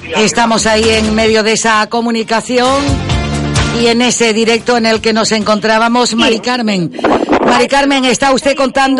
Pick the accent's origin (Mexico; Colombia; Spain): Spain; Gran Canaria, Canary Islands; aunque no seamos de Tejeda pero todos somos gran canarios y canarios